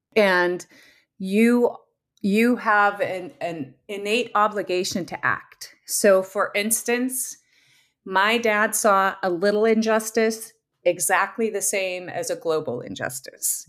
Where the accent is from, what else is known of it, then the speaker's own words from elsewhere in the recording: Southern California, United States; now in Minnesota, United States; we grew up in Southern California, too